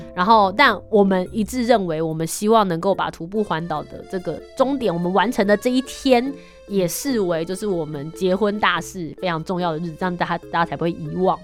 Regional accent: northern Taiwan, Taiwan; 因为我们是北部人嘛

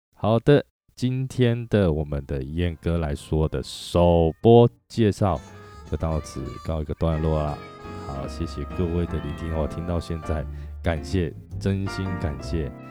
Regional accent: Chiayi, Taiwan; moved away as an adult; also born or lived in Taichung / Kaohsiung / Taipei; 我的出生年月是在一九八二六月一号，双子座。对，双子座。然后本身是嘉义人啊，嘉义出生的。那一直一路以来，到了二十七岁才离开嘉义，到台中

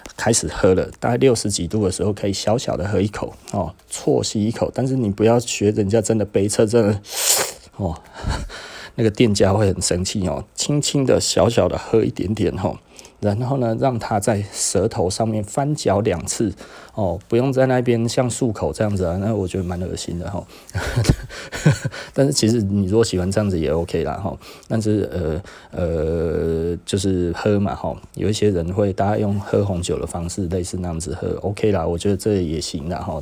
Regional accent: Taiwan; 我是台湾的第十个

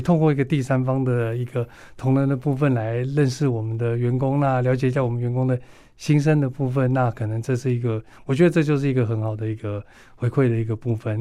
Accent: northern Taiwan, Taiwan; 我是北部人，所以我比较会在北部参与

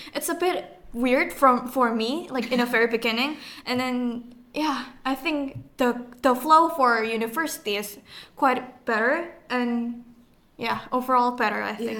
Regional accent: Indonesia; English is a second language; now in Taiwan; i'm from indonesia

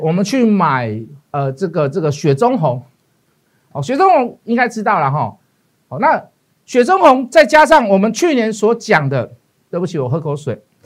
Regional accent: Taiwan; 我们是台湾的leader

